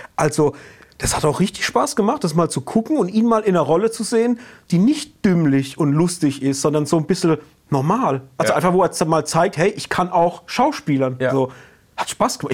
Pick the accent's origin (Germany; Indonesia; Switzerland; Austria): Germany; Rhineland-Palatinate; accent: Palatine dialect; wir sind ja hier aus der Pfalz und unser Dialekt ist ja, wenn wir im Dialekt sprechen, auch nicht der einfachste